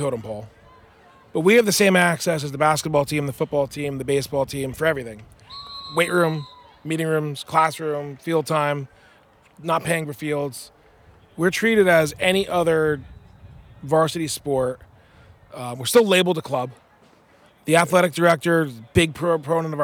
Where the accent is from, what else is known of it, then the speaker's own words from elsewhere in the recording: New Jersey, United States; moved away as an adult; now in Cedar Park, United States; We're from North Jersey. We're from 20 minutes from New York City.